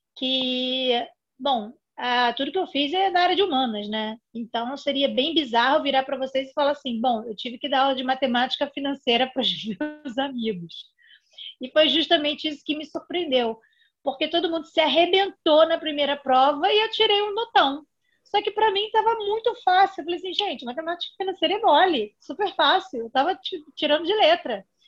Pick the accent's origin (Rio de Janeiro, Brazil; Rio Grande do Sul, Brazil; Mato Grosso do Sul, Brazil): Rio de Janeiro, Brazil; Eu sou aqui do Rio de Janeiro, talvez pelo sotaque seja fácil de perceber.